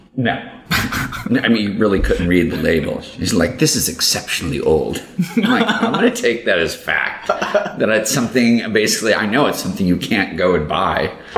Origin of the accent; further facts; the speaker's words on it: St. Louis, Missouri, United States; growing up in St. Louis